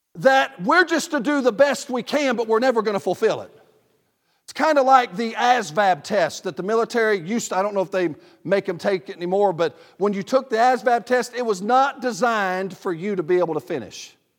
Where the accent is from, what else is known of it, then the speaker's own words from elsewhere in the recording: the South, Southern United States, United States; I'm a Southerner